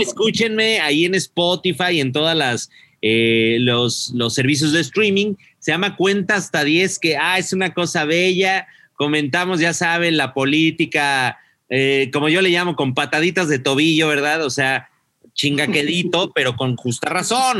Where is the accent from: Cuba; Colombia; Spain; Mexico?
Mexico; yo no soy de aquí ni soy de allá, soy de México, de la República